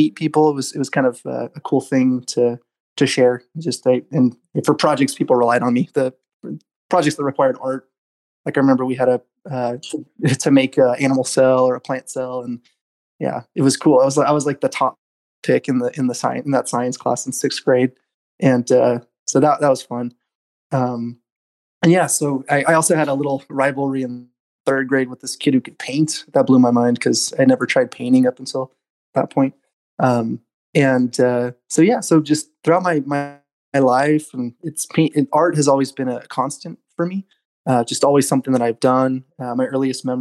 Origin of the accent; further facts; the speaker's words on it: Southern California, United States; also born or lived in Glendale, California / Eagle Rock / Palmdale; I was born in Glendale, California, and spent most of my life in Southern California